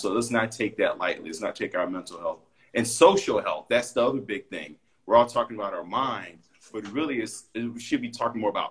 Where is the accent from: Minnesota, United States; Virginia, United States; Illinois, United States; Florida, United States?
Illinois, United States; Chicago; I'm from Chicago, but my mom's from Belize, and I would go every summer